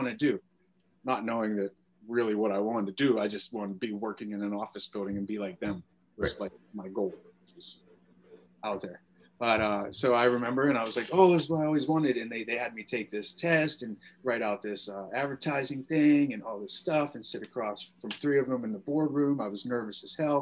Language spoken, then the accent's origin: English; Beaver Falls, Pennsylvania, United States; I grew up in Beaver Falls, Pennsylvania. It's north of Pittsburgh